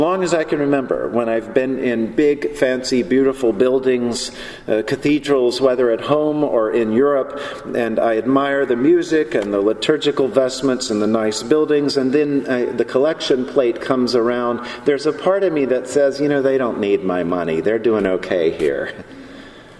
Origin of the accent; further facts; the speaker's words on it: Charlotte, North Carolina, United States; I grew up in Charlotte, North Carolina